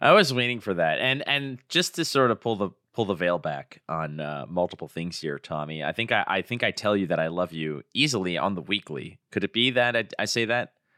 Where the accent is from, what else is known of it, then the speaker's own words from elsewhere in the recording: Toronto, Ontario, Canada; my hometown of Toronto